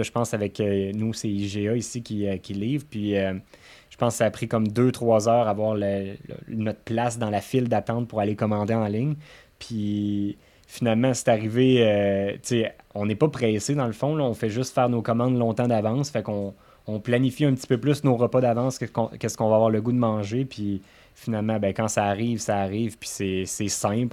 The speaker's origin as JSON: {"language": "French", "town": "Quebec City", "region": "Quebec", "country": "Canada", "said": "on vient de Beauport"}